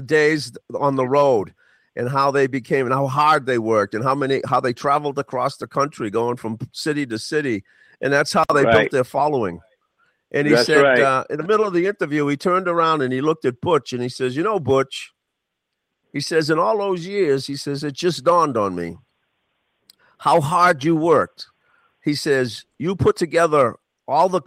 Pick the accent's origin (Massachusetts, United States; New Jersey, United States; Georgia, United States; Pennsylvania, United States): Massachusetts, United States; Boston; I grew up in Roxbury